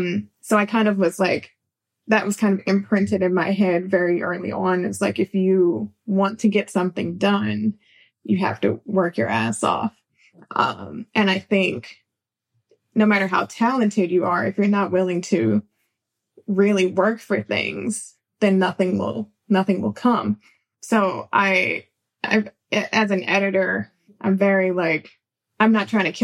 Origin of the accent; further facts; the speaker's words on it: California, United States; I'm from California